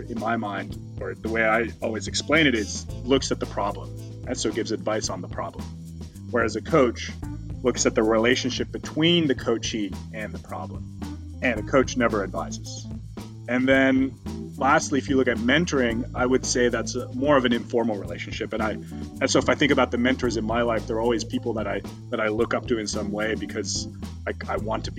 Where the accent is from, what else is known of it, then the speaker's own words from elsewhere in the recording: Amsterdam, North Holland, Netherlands; from Amsterdam, also currently calling in from Amsterdam, the Netherlands, which is where I was bor